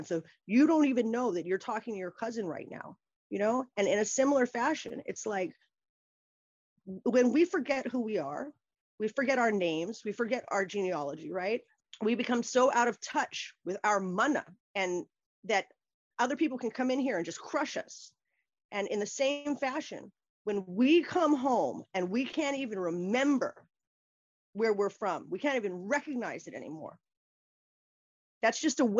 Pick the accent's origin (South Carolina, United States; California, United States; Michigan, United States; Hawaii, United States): Hawaii, United States; Kailua; moved away as an adult; also born or lived in New York / San Francisco / Illinois / Massachusetts; I was born and raised there in Kailua